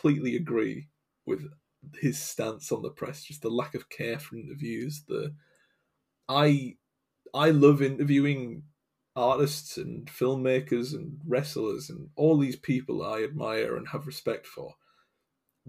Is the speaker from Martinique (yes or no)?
no; England, United Kingdom; I'm from England